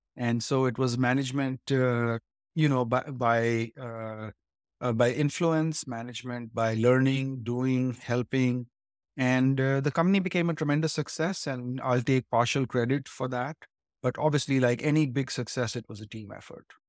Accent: India; moved away as an adult; now in Silicon Valley, United States; I grew up in India and came here to study eventually to Stanford

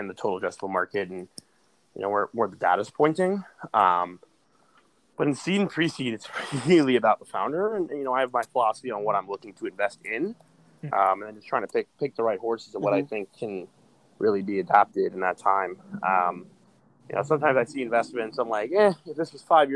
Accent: New York, United States; I'm from New York

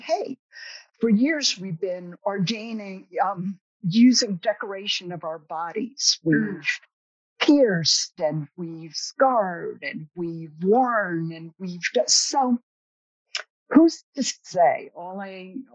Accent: the Berkshires, Massachusetts, United States; I'm from the Berkshires

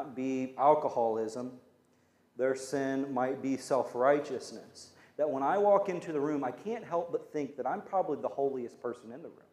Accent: United States; We're Americans

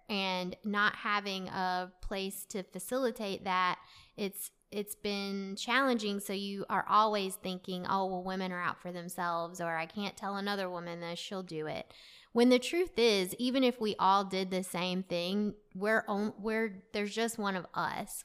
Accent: Clayton, North Carolina, United States; also born or lived in Raleigh, North Carolina; I really grew up in Clayton.

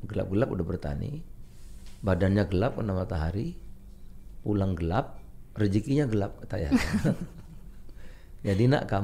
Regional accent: South Lampung, Lampung, Indonesia; Jadi di kampung saya ini dari kampung. Saya lahir di bawah Gunung Raja Basa, Lampung Selatan. Dulu nggak ada beras ya kita adanya eh, jagung yang keras itu.

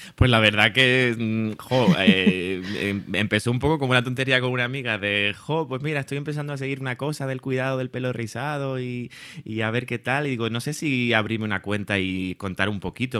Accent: Tenerife, Canary Islands, Spain; accent: Canarian; moved away as an adult; now in Madrid, Spain; por mi acento ya habrán eh, descubierto que, bueno, soy canario, soy de Tenerife, aunque llevo ya 11 años en Madrid

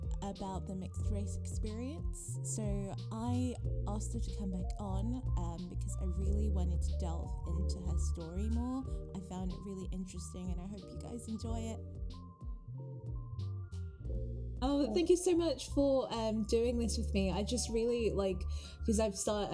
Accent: United Kingdom; first language English; I'm British, you know, like I've only ever known this country

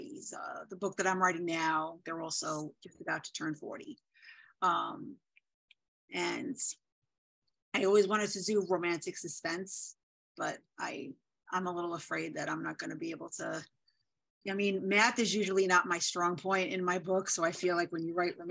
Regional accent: New York City, New York, United States; I am from the Bronx, which you're probably going to be able to tell in 3 seconds when I speak

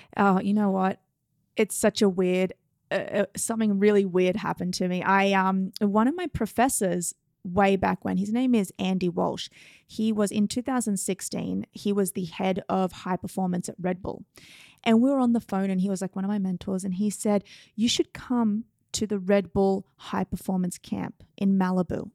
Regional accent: Australia; moved away as an adult; now in New York City, United States; I'm from Australia

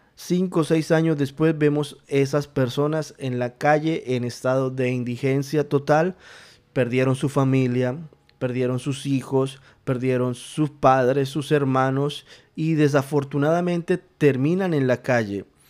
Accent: Colombia; En mi país, en Colombia, en, em, en la ciudad de Bogotá

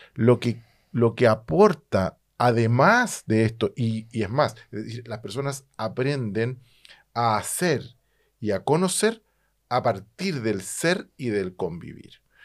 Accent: Chile; yo vengo de Chile

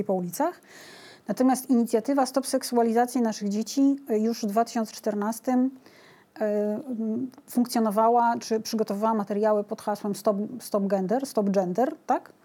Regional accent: Białystok, Podlaskie Voivodeship, Poland; Ja jestem z Białego Stoku

